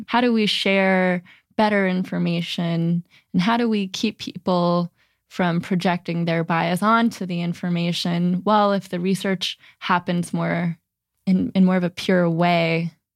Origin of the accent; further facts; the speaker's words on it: New Jersey, United States; now in San Francisco, United States; growing up in New Jersey, it's just such a way of life